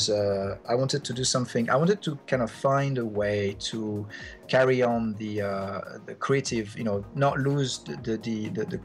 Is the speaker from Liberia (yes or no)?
no; Geneva, Switzerland; moved away as an adult; now in London, United Kingdom; I grew up in Geneva and in Switzerland, and it's a fairly small place